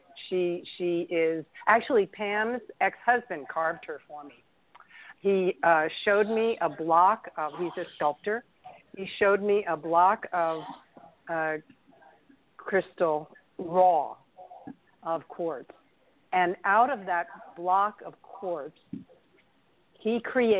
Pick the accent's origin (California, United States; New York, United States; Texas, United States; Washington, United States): New York, United States; New York City; moved away; I'm a New Yorker. I was born in Manhattan.